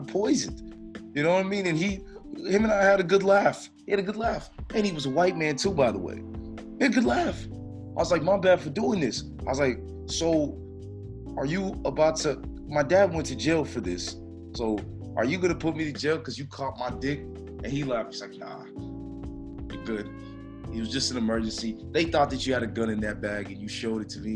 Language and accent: English; Miami, Florida, United States; moved away; I'm coming from Miami